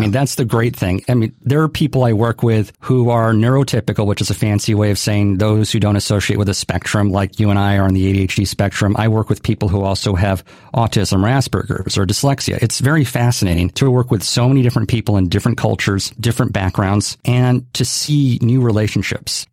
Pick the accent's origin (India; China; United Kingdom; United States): United States; Hawaii; grew up in Hawaii, born and raised